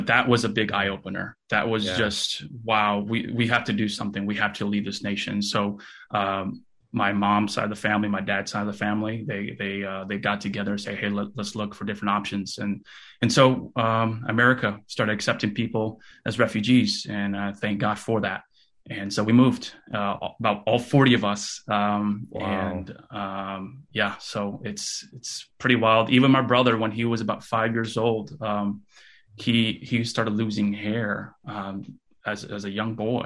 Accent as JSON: {"language": "English", "town": "Fresno", "region": "California", "country": "United States", "tie": "born or raised there", "also_born_or_lived": "Kyiv, Ukraine", "first_language": "Russian", "second_language": "English", "said": "my family and I, we actually moved to California, United States of California, Fresno, California, in 1989. I was only 3 months old at the time"}